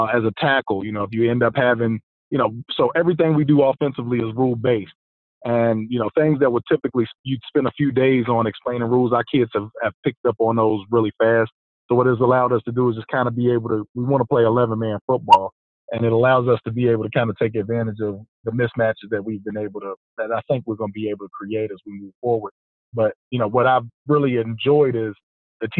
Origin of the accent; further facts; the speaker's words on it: Lynchburg, Virginia, United States; moved away; also born or lived in Atlanta, Georgia; I'm originally from Atlanta, but I grew up in Lynchburg, Virginia. I went to EC Glass, graduated from Liberty University. So I'm a Virginia guy